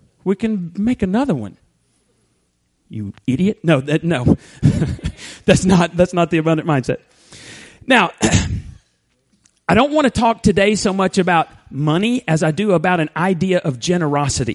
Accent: Borger, Texas, United States; moved away as an adult; In third grade, we moved to First Baptist, Borger, and I actually graduated high school there

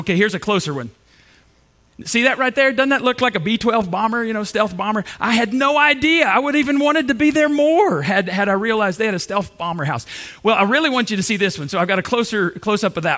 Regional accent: Borger, Texas, United States; I grew up in Borger, Texas

